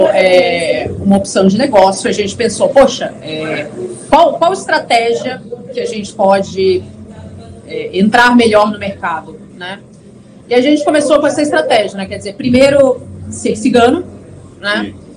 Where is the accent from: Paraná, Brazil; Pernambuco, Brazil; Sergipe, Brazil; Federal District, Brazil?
Federal District, Brazil; Brasília; now in Porto Alegre, Brazil; Eu sou originalmente sou nascida em Brasília